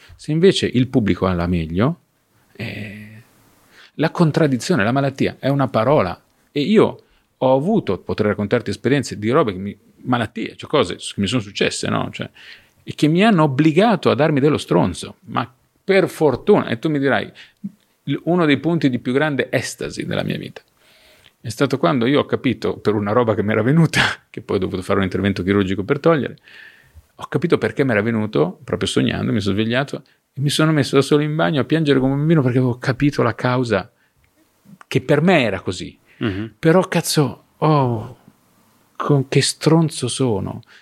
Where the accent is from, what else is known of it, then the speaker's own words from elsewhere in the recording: Ravenna, Emilia-Romagna, Italy; sono di Ravenna